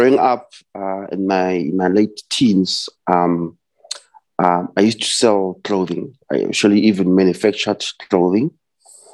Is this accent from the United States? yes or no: no; Vosloorus, Gauteng, South Africa; now in Sandton, South Africa; I was born and raised in the East Rand, Vosloorus.